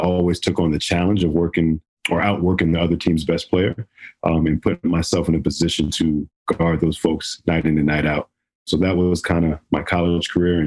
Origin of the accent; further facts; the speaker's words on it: Hillside, New Jersey, United States; Hillside. So that's North Jersey